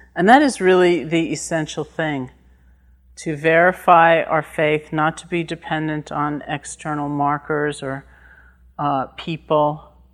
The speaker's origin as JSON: {"language": "English", "region": "New York", "country": "United States", "said": "I'm from New York"}